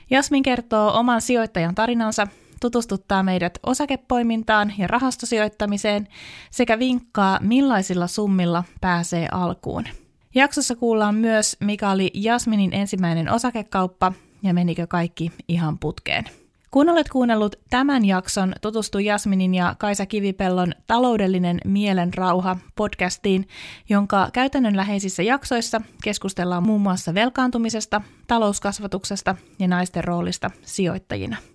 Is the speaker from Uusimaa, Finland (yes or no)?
yes; Helsinki, Uusimaa, Finland; Mä olen syntynyt Helsingissä naisten klinikalla